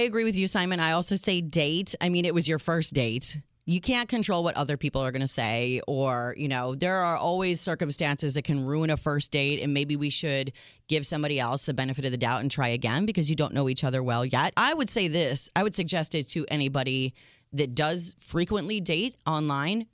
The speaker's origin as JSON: {"language": "English", "country": "United States", "said": "I'm your American realist"}